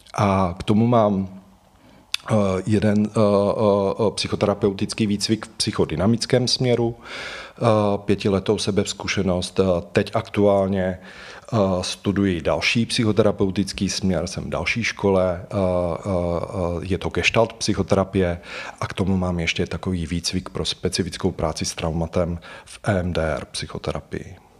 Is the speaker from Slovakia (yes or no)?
yes; Slovakia; moved away as an adult; now in Prague, Czechia; Já vlastně pocházím ze Slovenska, tu, tu vysokou školu jsem vystudoval na Slovensku a pak jsem se přestěhoval do Prahy